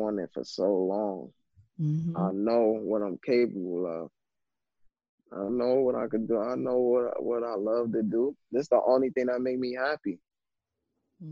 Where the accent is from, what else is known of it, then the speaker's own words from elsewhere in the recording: New York City, New York, United States; I'm coming from Brooklyn.